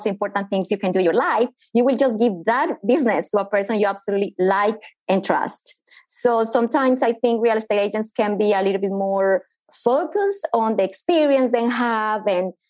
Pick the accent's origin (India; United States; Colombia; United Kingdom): Colombia; English is a second language; moved away as an adult; now in Australia; I am originally from Colombia. As the accent already gave me away, I've been living in Australia for the last 17 years